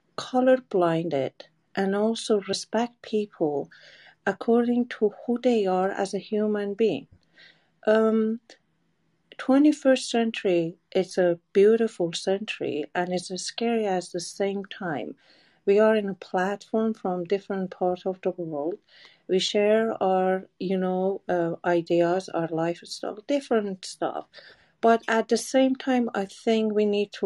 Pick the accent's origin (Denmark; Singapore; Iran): Iran; moved away as an adult; now in United States; I'm coming from Iran, and it's a country that mostly Aryan